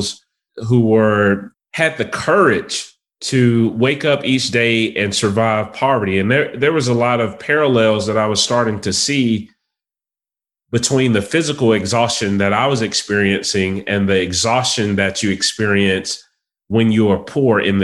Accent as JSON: {"language": "English", "town": "Atlanta", "region": "Georgia", "country": "United States", "tie": "born or raised there", "said": "I am a native of Atlanta, Georgia. I've been here my entire life."}